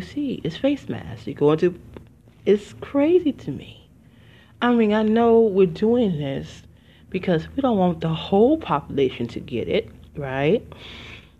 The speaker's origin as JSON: {"language": "English", "town": "Detroit", "region": "Michigan", "country": "United States", "also_born_or_lived": "Philadelphia, Pennsylvania", "moved": "yes", "said": "I'm originally from Detroit, Michigan, but I have not lived there in 20 years"}